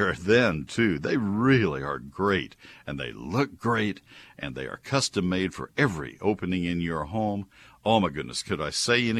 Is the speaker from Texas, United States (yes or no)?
yes; College Station, Texas, United States; When I was a kid, growing up in College Station